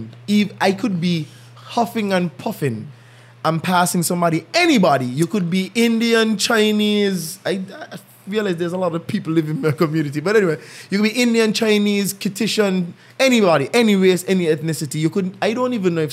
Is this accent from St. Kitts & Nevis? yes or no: yes; St. Kitts & Nevis; moved away; I'm from St. Kitts.